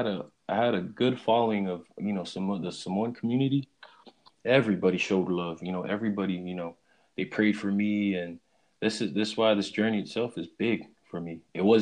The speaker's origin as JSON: {"language": "English", "region": "Hawaii", "country": "United States", "lives_now": "Oregon, United States", "said": "They told me that the fact that I was from Hawaii, and there's only two ways you can cut hair in the state of Oregon"}